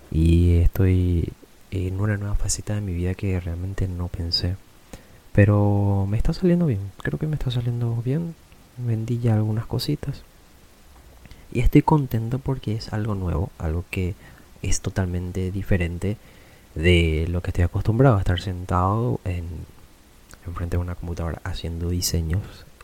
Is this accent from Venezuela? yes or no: no; Paraguay; Así que nosotros como paraguayos conocemos bien realmente cómo es esta mitología.